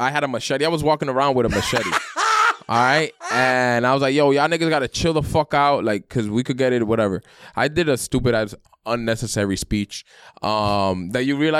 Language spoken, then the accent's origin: English; New York City, New York, United States; I grew up in Brooklyn, Sunset Park.